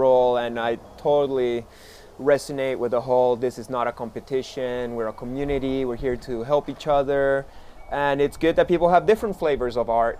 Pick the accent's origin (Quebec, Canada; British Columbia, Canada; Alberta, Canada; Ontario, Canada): Quebec, Canada; Montreal; So these days, I am back in my hometown, beautiful Montreal, Quebec, Canada.